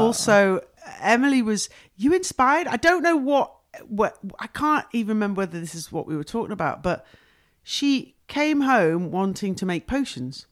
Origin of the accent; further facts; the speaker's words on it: Wrexham, Wales, United Kingdom; the football club they bought was Wrexham Football Club, which is my hometown.